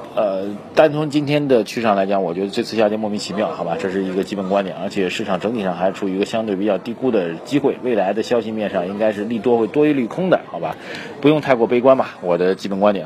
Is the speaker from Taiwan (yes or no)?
no; China; 作为中国人，我觉得还是蛮骄傲的一件事情